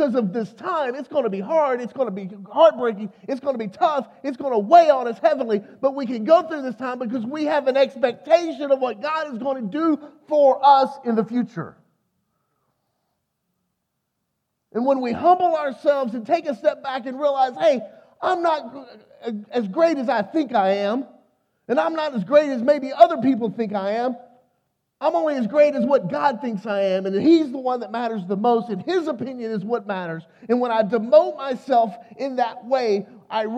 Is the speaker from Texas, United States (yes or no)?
yes; Texas, United States; also born or lived in Arkansas; I'm from Texas.